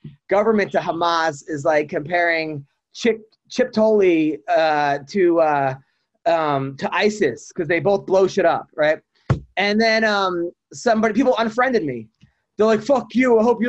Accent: Long Island, New York, United States; I dealt with a lot of anti-Semitism growing up in Long Island.

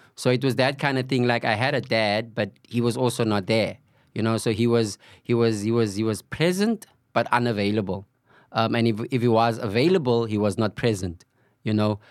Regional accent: Cape Town, Western Cape, South Africa; I was born and bred on the Cape Flats. Uh, Valhalla Park, um, is my home

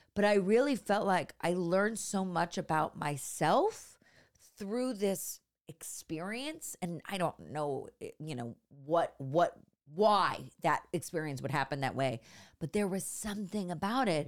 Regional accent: San Francisco, California, United States; moved away; also born or lived in Los Angeles / New York; I grew up in San Francisco, but, uh, in the, the suburbs

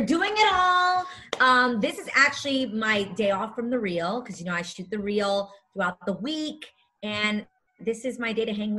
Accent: New York City, New York, United States; I am a true Manhattanite, New Yorker, born and raised in the Lower East Side.

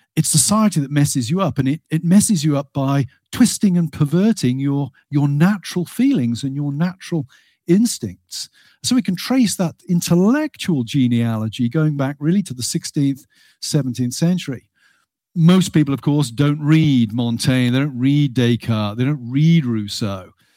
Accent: Gloucestershire, South West England, United Kingdom; moved away as an adult; also born or lived in Birmingham / Cambridge / Aberdeen / Nottingham; now in Slippery Rock, United States; I was born and brought up in the U K, born in Birmingham, grew up in Gloucestershire. Consider myself a, a West Country boy

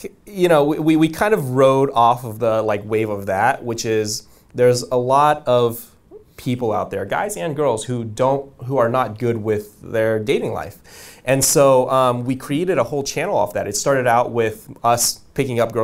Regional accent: Bay Area, California, United States; also born or lived in Vietnam; I grew up pretty poor. I grew up in the Bay Area

